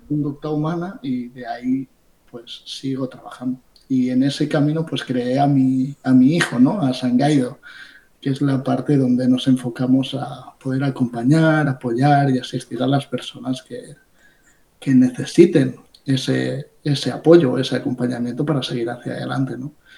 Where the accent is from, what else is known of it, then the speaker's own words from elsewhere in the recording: Ibiza, Balearic Islands, Spain; now in Barcelona, Spain; habiendo nacido en Ibiza